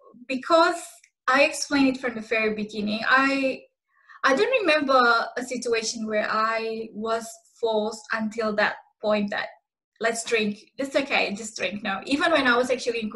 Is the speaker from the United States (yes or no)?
no; Indonesia; now in Australia; I come from Indonesia